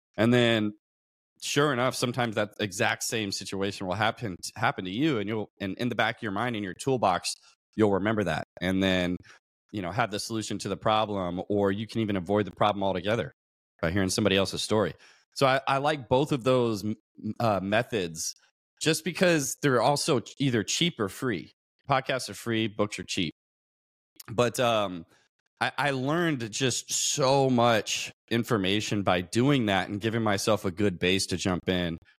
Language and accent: English; Louisville, Kentucky, United States; moved away as an adult; now in San Diego, United States; I grew up in Louisville, Kentucky. Um, came out to San Diego, California, where I'm at now, in about two thousand eleven, because I joined the Navy